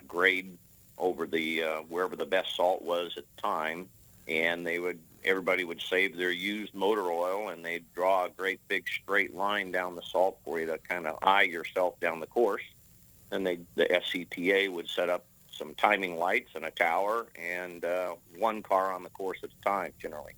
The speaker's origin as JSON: {"language": "English", "region": "Nebraska", "country": "United States", "tie": "born or raised there", "said": "I grew up in Nebraska and in the early 70s"}